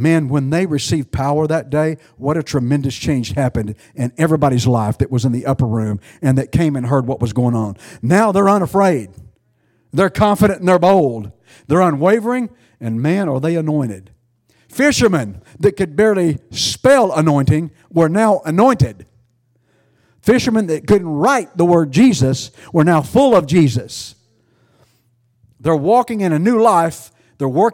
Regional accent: East Texas, United States; I'm from East Texas.

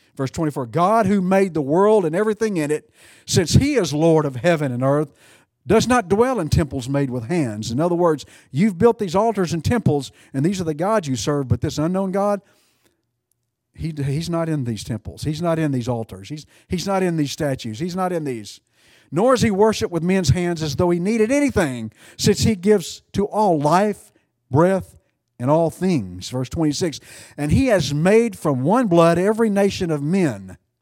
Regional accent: United States; I'm an American

